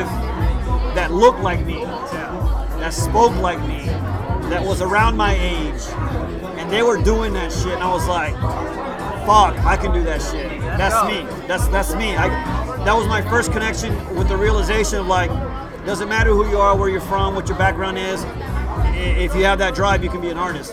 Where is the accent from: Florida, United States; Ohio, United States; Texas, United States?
Texas, United States; Houston; first language Spanish; English is a second language; I was born here in the East End, downtown, east of downtown Houston.